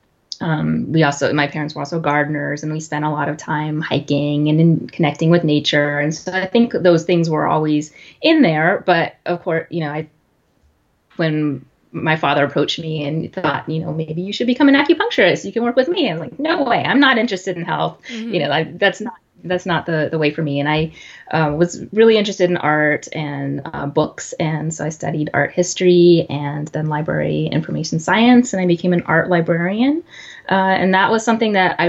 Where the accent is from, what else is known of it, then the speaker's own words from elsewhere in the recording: Texas, United States; moved away as an adult; now in Los Angeles, United States; I grew up in Texas, but I moved to Los Angeles